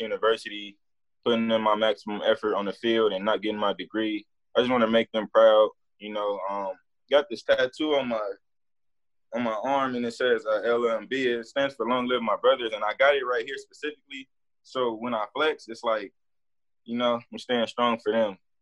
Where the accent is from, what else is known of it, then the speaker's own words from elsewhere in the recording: Los Angeles, California, United States; moved away as an adult; I come from South Central, a real crazy place